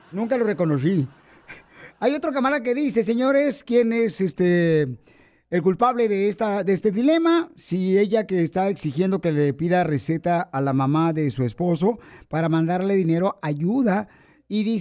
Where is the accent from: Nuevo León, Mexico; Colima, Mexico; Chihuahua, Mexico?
Nuevo León, Mexico; Monterrey; Yo soy de Monterrey, Nuevo y este, yo quiero decir una cosa, señora.